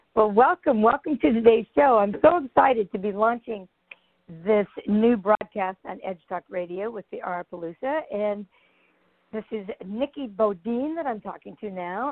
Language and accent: English; Grand Island, Nebraska, United States; moved away; Grand Island, Grand Island